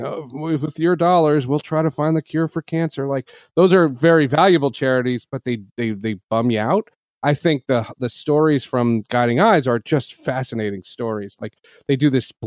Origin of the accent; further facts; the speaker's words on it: New Jersey, United States; I grew up in New Jersey